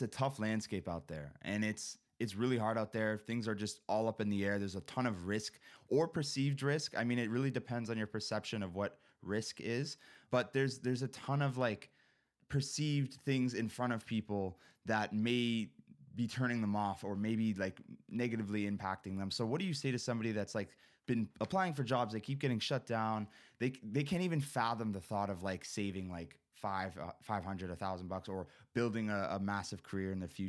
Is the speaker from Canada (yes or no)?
yes; Canada; I'm Canadian